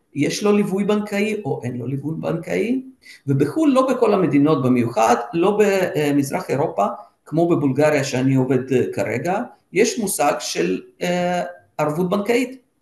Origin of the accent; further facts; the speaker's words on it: Israel; now in Sofia, Bulgaria; אנחנו, עם ישראל